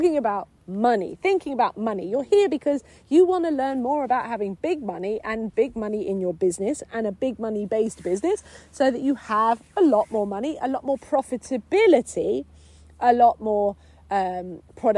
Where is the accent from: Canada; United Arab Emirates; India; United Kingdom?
United Kingdom; England; being a English woman, being English